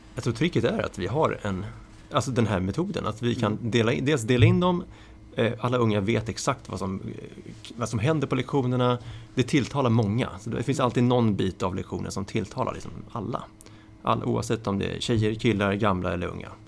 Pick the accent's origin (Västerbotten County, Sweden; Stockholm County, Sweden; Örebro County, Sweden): Stockholm County, Sweden; Tyresö; Jag hade spelat schack när jag var liten med, eh, i Tyresö. Ja. Eller Bollmora heter det då